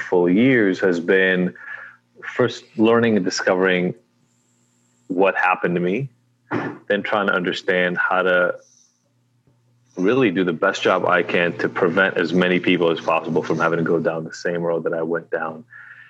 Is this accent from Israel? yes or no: yes; Israel; now in United States; I am originally from Israel, been in the U.S. for a long time now, 30 years almost